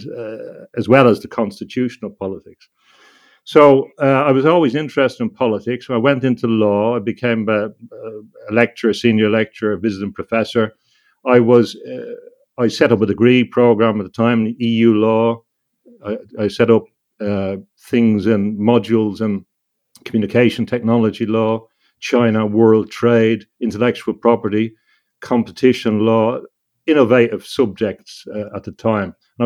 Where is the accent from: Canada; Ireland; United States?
Ireland; when I was growing up in Ireland